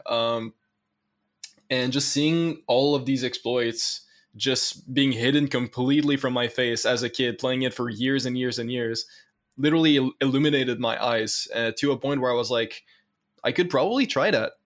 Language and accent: English; Canada